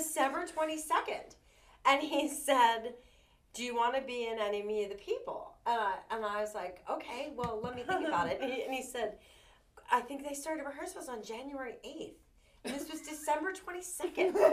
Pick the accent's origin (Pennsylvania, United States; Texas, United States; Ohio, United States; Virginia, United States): Pennsylvania, United States; Philadelphia; moved away as an adult; now in Lanesboro, United States; I was born and raised in South Philadelphia